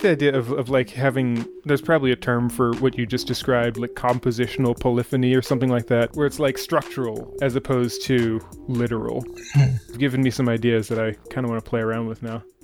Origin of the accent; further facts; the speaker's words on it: Pittsburgh, Pennsylvania, United States; I'm from Pittsburgh